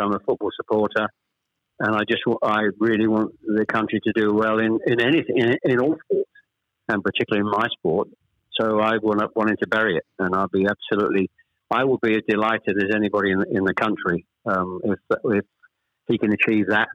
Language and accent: English; Chelmsford, East of England, United Kingdom; also born or lived in Ashton-under-Lyne; I was born in Ashton under Lyne. We actually moved south to Chelmsford when I was probably I was the oldest of three when I was probably about seven or eight